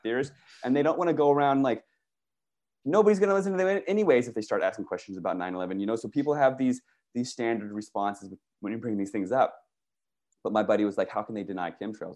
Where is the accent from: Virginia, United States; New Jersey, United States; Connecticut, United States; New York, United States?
Virginia, United States; moved away as an adult; also born or lived in Washington, D.C. / California; I grew up in Virginia